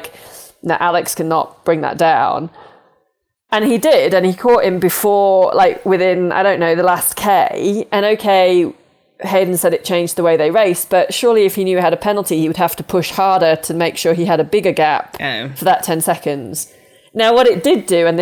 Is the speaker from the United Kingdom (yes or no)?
yes; United Kingdom; now in United States; I'm British